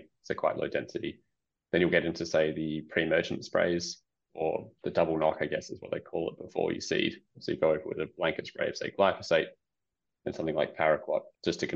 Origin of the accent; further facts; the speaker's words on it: Perth, Western Australia, Australia; I grew up in Perth.